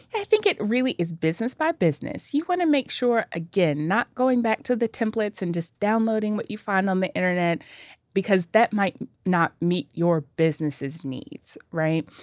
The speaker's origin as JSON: {"language": "English", "town": "Nashville", "region": "Tennessee", "country": "United States", "tie": "born or raised there", "said": "I am a native Nashvilleian"}